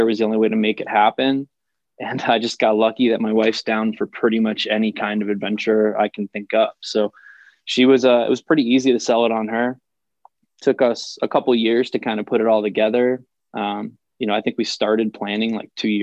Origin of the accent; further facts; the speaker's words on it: New Haven, Connecticut, United States; moved away as an adult; also born or lived in Boston, Massachusetts; now in Boise, United States; I'm from Connecticut